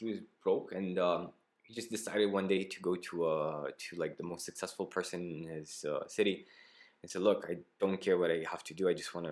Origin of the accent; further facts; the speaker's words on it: Romania; English is a second language; also born or lived in Greece; Why am I Romanian